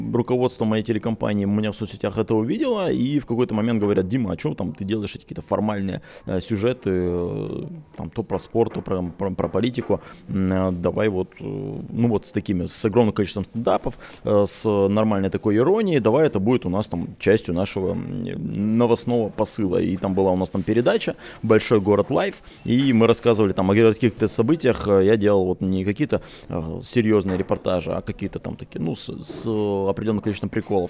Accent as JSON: {"language": "Russian", "town": "Khabarovsk", "region": "Khabarovsk Krai", "country": "Russia", "tie": "born or raised there", "also_born_or_lived": "Moscow", "moved": "yes", "lives_now": "Vilnius, Lithuania", "said": "я, скорее всего, буду в Хабаровске жить"}